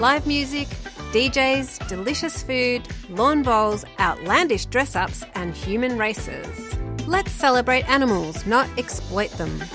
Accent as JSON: {"language": "English", "town": "Glasgow", "region": "Scotland", "country": "United Kingdom", "tie": "born or raised there", "moved": "yes", "lives_now": "Australia", "said": "I'm from Glasgow"}